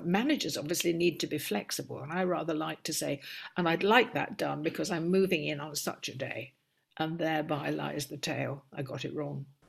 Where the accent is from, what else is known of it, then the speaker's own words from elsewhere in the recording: Stockport, North West England, United Kingdom; moved away; also born or lived in Cambridge; life in Stockport was very humdrum, very ordinary. I had a much younger sister.